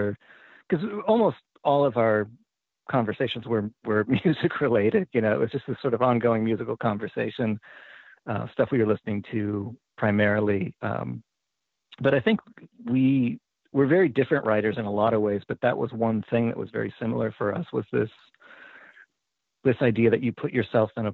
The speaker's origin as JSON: {"language": "English", "town": "Tacoma", "region": "Washington", "country": "United States", "tie": "born or raised there", "moved": "yes", "said": "I grew up in Tacoma, Washington, up in the Puget Sound, and I haven't lived there for a really long time"}